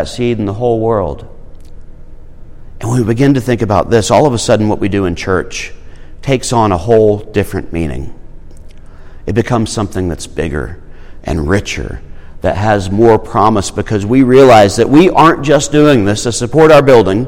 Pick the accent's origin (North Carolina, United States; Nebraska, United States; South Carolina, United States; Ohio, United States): South Carolina, United States; Irmo; I came from Irmo